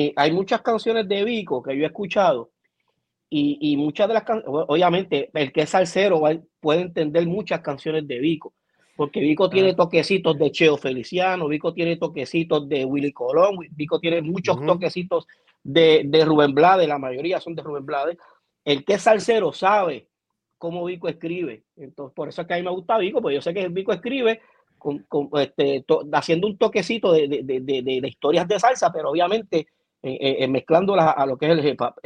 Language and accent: Spanish; Puerto Rico; como puertorriqueño